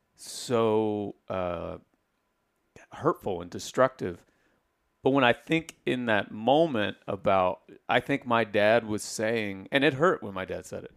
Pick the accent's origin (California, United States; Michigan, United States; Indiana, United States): Indiana, United States; I grew up in Indiana